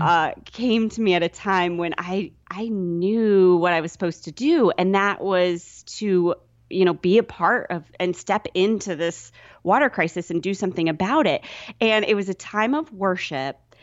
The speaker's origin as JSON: {"language": "English", "town": "Sioux City", "region": "Iowa", "country": "United States", "tie": "born or raised there", "moved": "yes", "said": "I grew up in Iowa in, uh, kind of not on a farm or anything"}